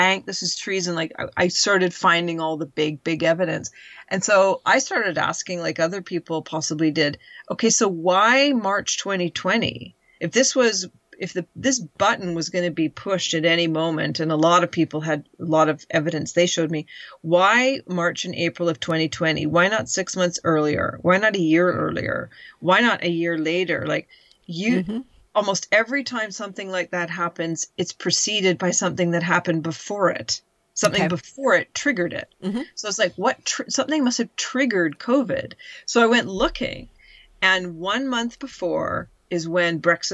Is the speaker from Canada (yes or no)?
yes; Canada; moved away as an adult; now in United Kingdom; we've grown up a very, very entitled culture. And that's all Canadians know